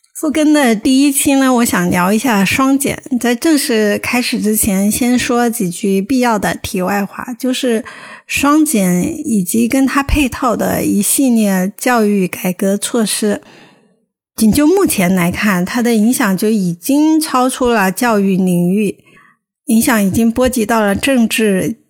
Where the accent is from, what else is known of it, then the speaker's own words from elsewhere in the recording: Hubei, China; moved away; 仙桃是我们湖北的一个城市，算四线五线吧